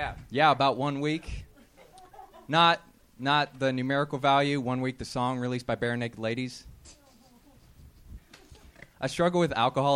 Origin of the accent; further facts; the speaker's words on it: Columbus, Ohio, United States; No, I'm from Columbus, Ohio.